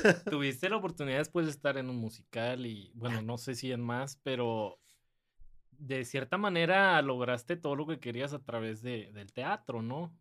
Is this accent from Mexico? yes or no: yes; San Nicolás de los Garza, Nuevo León, Mexico; also born or lived in Santiago, Nuevo León; crecí en San Nicolás y me fui a vivir a Santiago, Nuevo León